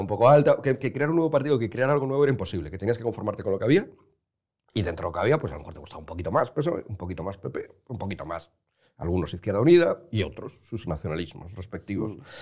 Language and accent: Spanish; Spain; como español, como mediterráneo, como latino, como católico